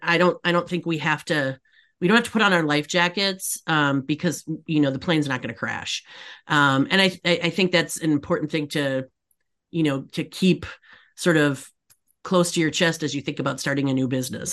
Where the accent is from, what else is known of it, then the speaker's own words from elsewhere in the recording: Upper Peninsula, Michigan, United States; moved away; I grew up in Michigan, the Upper Peninsula